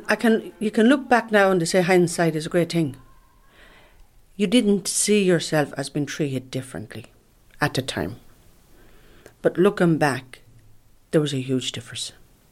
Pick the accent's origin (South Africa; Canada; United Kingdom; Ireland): Ireland; I'm an Irish traveller woman. I'm 54 years of age.